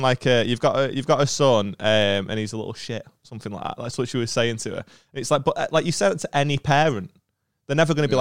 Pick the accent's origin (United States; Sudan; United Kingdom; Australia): United Kingdom; Stockport, North West England; I'm from Stockport.